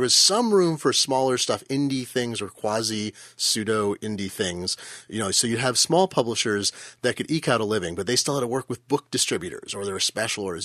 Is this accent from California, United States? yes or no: yes; Fremont, California, United States; I grew up in Fremont, California. I lived there when I was a small child.